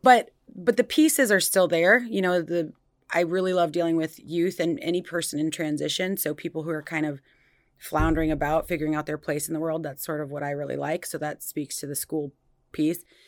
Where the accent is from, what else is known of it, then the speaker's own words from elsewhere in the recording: Des Moines, Iowa, United States; now in Cedar Rapids, United States; I was born and raised in Des Moines, but I've been in the Cedar Rapids area since two thousand one